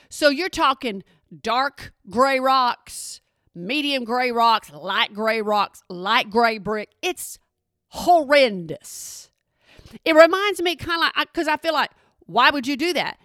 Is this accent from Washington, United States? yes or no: no; Texas, United States; I'm from Texas